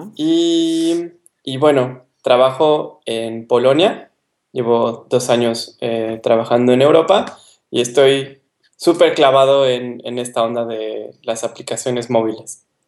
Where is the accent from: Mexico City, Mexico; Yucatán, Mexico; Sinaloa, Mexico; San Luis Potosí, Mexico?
Mexico City, Mexico; moved away as an adult; also born or lived in Ensenada, Mexico; now in Poland; yo soy del DF, estudié en, en, la UNAM